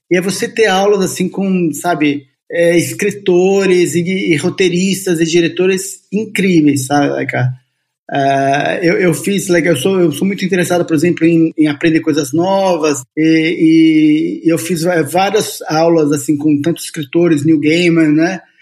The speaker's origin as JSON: {"language": "Portuguese", "region": "São Paulo", "country": "Brazil", "tie": "born there", "also_born_or_lived": "Bauru", "said": "Ó, eu nasci em São Paulo, São Paulo capital. Todo mundo fica achando que eu sou de Bauru, mas não sou. Eu só morei alguns anos em Bauru, minha família foi parar em Bauru, né?"}